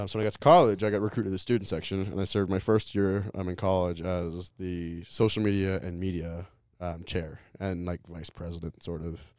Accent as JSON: {"language": "English", "town": "Louisville", "region": "Colorado", "country": "United States", "tie": "born or raised there", "moved": "yes", "said": "I grew up in Louisville, Colorado, um, just outside of Boulder"}